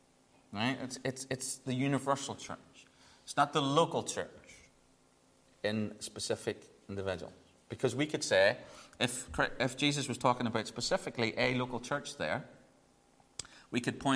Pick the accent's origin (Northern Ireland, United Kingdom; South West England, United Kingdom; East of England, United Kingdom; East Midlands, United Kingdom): Northern Ireland, United Kingdom; I'm sorry, I'm from Northern Ireland. Can't say Catholic too much without getting, I just can't, right? It's not in me.